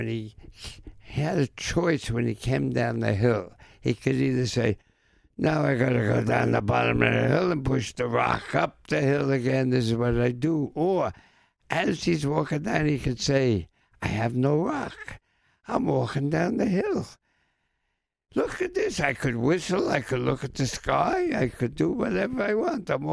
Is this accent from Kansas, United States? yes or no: no; New York City, New York, United States; I'm from the Bronx